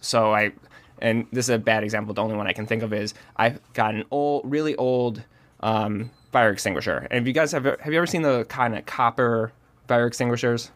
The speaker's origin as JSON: {"language": "English", "town": "Rochester", "region": "New York", "country": "United States", "tie": "born or raised there", "said": "I grew up in Rochester, New York, which is the home of George Eastman"}